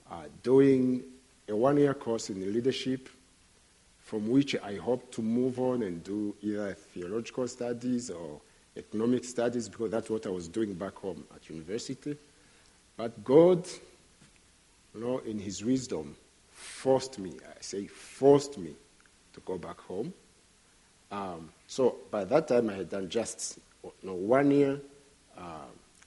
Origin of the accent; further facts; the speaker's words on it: Burundi; first language Kirundi; English is a second language; my native language, which is Kirundi